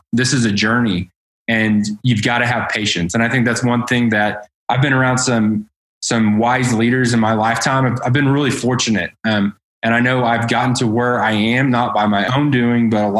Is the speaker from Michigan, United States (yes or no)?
no; Edmond, Oklahoma, United States; I grew up in North Edmond on 3 acres